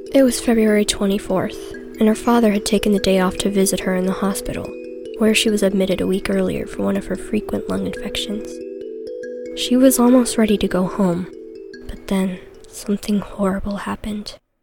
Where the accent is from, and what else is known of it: New Hampshire, United States; born or raised there